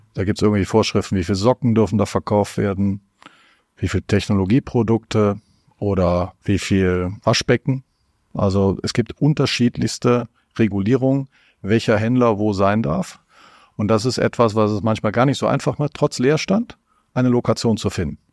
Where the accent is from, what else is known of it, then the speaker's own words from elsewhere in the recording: North Rhine-Westphalia, Germany; komme ich aus Nordrhein-Westfalen